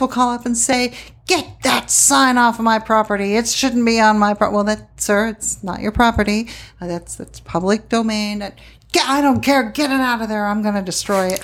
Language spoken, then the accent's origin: English; Pennsylvania, United States; moved away as an adult; also born or lived in Milwaukee / Midland / Odessa, Texas / Phoenix; now in Tucson, United States; I grew up in Pennsylvania, did it there when I was a kid, um, teenager and early twenties